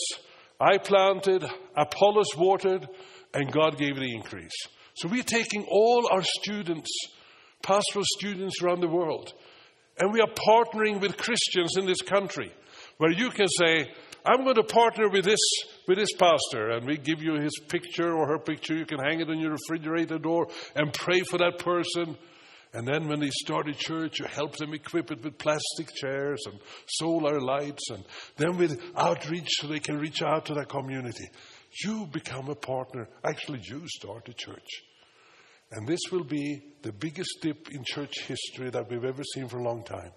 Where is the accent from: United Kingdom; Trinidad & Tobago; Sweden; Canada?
Sweden; Stockholm, Stockholm County; English is a second language; now in United States; when I was 10 years old and a cruise ship came to Stockholm, where I lived.